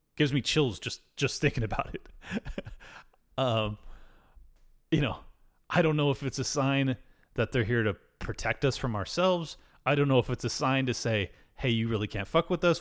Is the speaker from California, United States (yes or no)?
yes; El Cajon, California, United States; that's my hometown